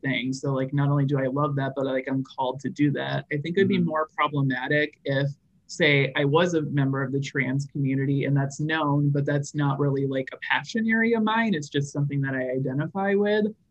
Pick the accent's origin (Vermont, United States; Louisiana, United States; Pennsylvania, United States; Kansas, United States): Vermont, United States; rural; I actually grew up in rural Vermont.